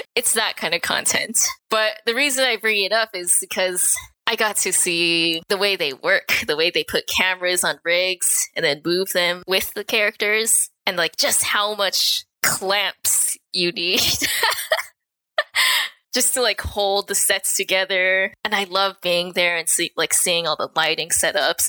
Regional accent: Anaheim, California, United States; moved away as an adult; also born or lived in San Francisco, California / Canada; now in Vancouver, Canada; I grew up in Anaheim, California

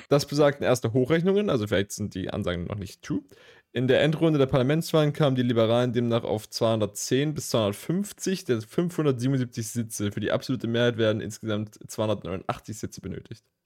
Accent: Leipzig, Saxony, Germany; von uns als Leipziger

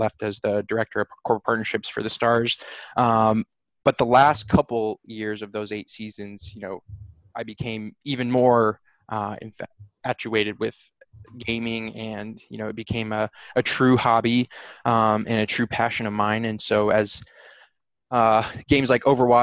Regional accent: Phoenix, Arizona, United States; I grew up in Phoenix and I went to Northern Arizona University

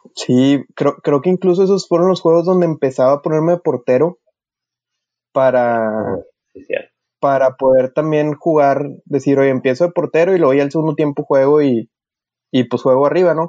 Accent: Mexico; como sociedad mexicana

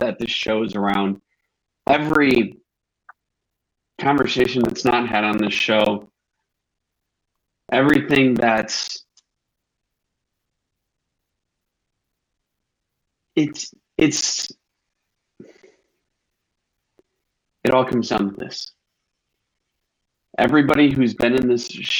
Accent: Northern Illinois, United States; We're both from Northern Illinois

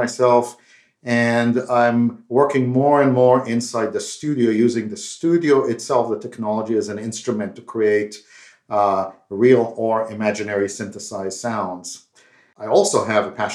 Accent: Israel; As you can tell by my accent, I'm not from India, but I grew up in Israel.

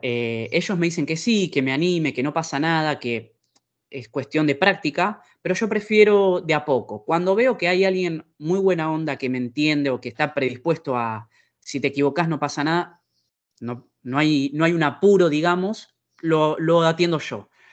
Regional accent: Argentina; now in Italy; En mi eh, experiencia argentina

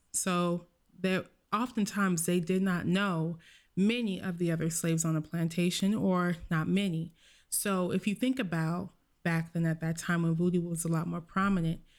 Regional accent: United States; I'm American

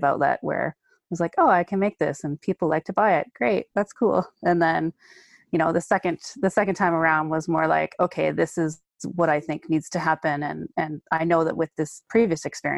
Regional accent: Windsor, Ontario, Canada; I was born and raised in Windsor, Ontario.

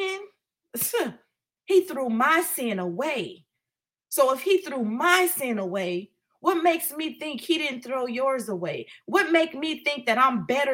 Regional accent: Oakland, California, United States; growing up in East Oakland

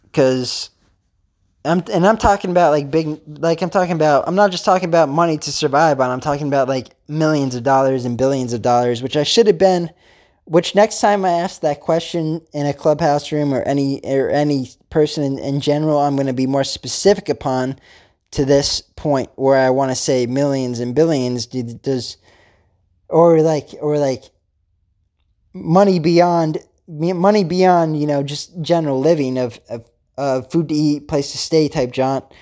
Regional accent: Pennsylvania, United States; I'm actually from Pennsylvania

